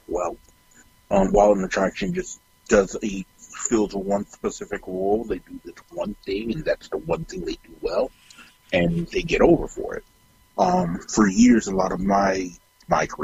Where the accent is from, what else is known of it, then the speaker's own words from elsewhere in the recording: Miami, Florida, United States; I'm a Black kid that grew up in Miami and I'm Jamaican